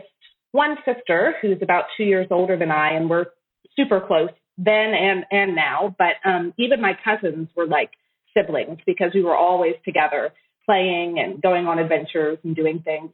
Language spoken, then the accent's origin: English; Shenandoah Valley, Northern Virginia, United States; moved away as an adult; now in Tokyo, Japan; I grew up in Northern Virginia in the Shenandoah Valley